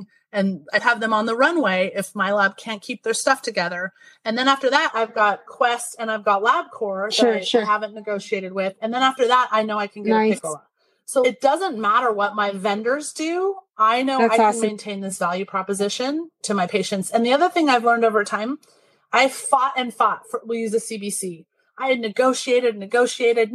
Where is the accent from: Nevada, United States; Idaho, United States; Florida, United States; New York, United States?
Idaho, United States; moved away as an adult; also born or lived in Massachusetts / Texas / Nashville / Washington State; I grew up in Idaho